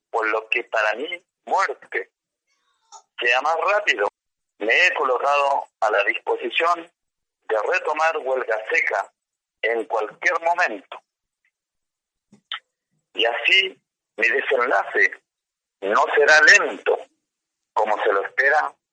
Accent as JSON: {"language": "Spanish", "region": "Mapuche territory", "country": "Chile", "said": "por mi pueblo mapuche, por nuestra creencia espiritual"}